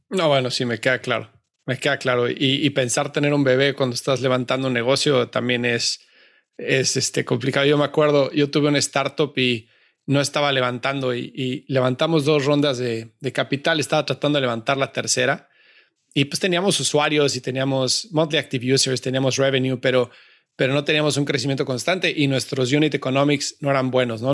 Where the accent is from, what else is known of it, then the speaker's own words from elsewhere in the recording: Mexico; México, yo soy mexicano